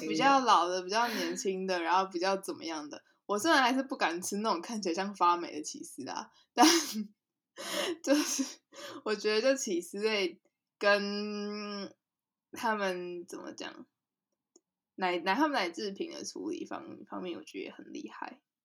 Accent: Taiwan; moved away; also born or lived in Netherlands; 小时候是在台湾长大的

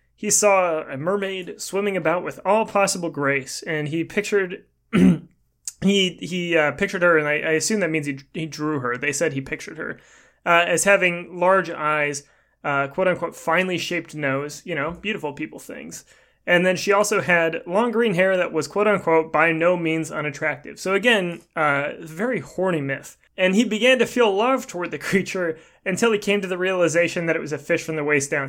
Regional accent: Portland, Oregon, United States; where I was born. I was born in Portland

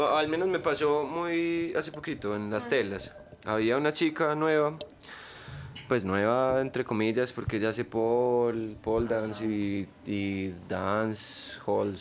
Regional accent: Medellín, Antioquia, Colombia; also born or lived in Bello; yo soy de acá. Yo nací en la León 13

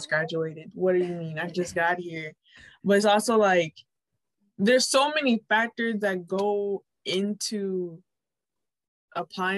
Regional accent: Connecticut, United States; now in Florida, United States; I grew up in Connecticut

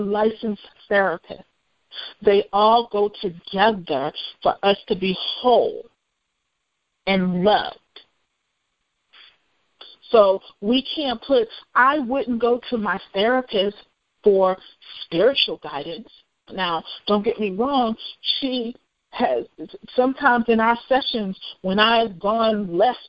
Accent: United States; I'm African American

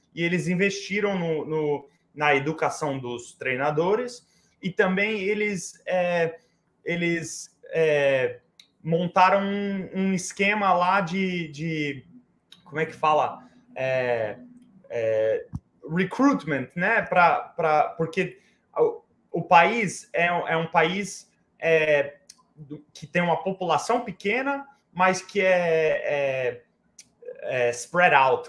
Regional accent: Oakland, California, United States; moved away as an adult; also born or lived in Poughkeepsie, New York / New York City; now in New York, United States; eu cresci, eu cresci em Oakland, é, eu, eu estudei em Oakland, eu fiz tudo, tudo lá até os 18 anos

